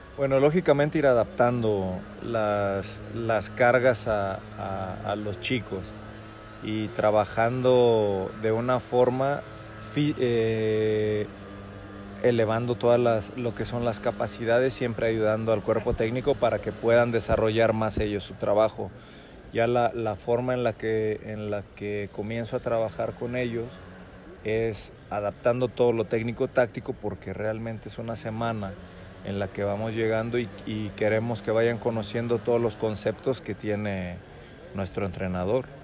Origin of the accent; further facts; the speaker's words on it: Guadalajara, Jalisco, Mexico; soy de Guadalajara